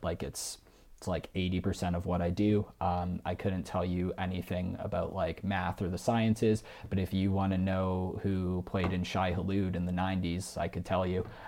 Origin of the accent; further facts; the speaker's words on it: Mississauga, Ontario, Canada; moved away as an adult; also born or lived in Toronto; now in Calgary, Canada; I was born and raised in the Greater Toronto Area. Uh, I lived for most of my life in Mississauga